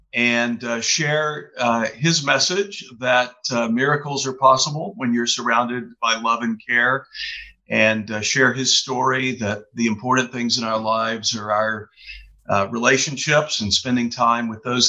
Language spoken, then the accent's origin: English; Texas, United States; also born or lived in Chicago; now in Kauai, United States; And I found myself living on the beautiful island of Kauai in Hawaii. I grew up in Texas, lived in Chicago for a while.